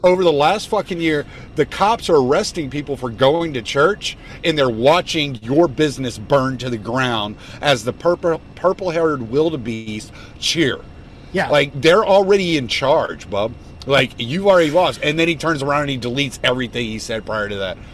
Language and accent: English; the South, United States; I'm from the South, so I'm related to so many of these people.